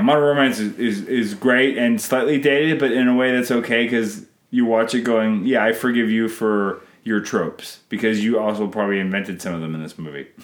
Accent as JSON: {"language": "English", "country": "Canada", "said": "I'm Canadian filmmaker"}